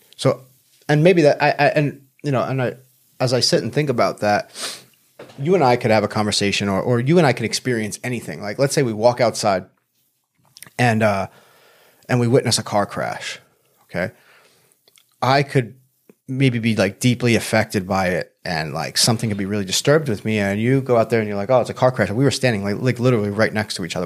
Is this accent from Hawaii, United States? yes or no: no; Long Island, New York, United States; now in San Diego, United States; I grew up in Long Island, New York